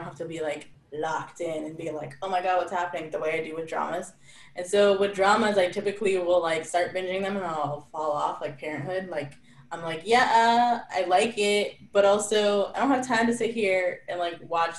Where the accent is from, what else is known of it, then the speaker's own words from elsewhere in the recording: Canada; I'm Canadian.